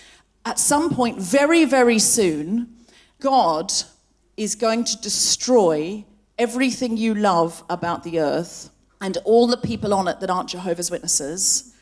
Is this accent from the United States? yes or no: no; Gold Coast, Queensland, Australia; I was actually born and raised on the Gold Coast. I know I don't sound especially Australian, but I read a lot of Enid Blyton as a child. And I picked up the accent from the books.